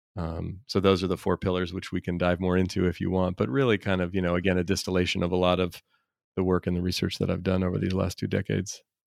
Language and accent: English; Oakland, California, United States; I grew up in Oakland, California, and very diverse environment